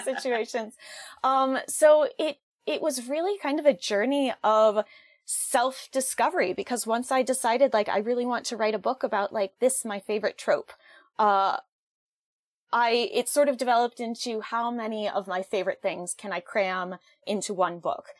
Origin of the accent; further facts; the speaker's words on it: Western Massachusetts, United States; I am from Western Massachusetts.